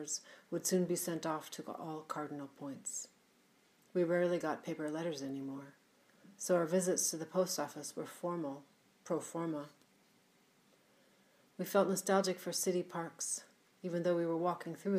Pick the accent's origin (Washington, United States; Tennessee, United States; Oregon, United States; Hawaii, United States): Washington, United States; Seattle; my hometown of Seattle